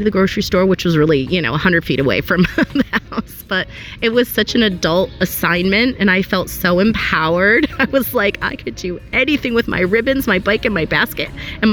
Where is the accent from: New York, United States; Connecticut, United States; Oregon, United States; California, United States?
Connecticut, United States; Wethersfield; I am a resident of Wethersfield. I grew up here